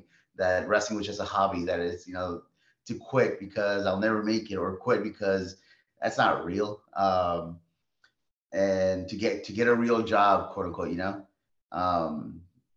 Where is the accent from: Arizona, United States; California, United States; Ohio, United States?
California, United States; Los Angeles; now in Lancaster, United States; I was born and raised in Los Angeles, California